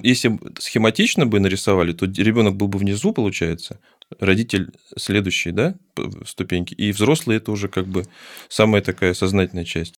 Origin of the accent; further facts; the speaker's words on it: Baku, Azerbaijan; moved away; я когда родился, когда я жил, точнее, я, я сам из Баку